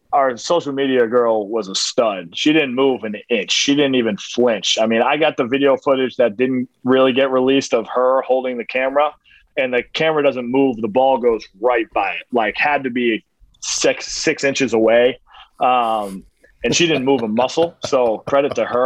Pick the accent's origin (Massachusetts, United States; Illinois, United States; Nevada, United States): Massachusetts, United States; Boston; I grew up in Boston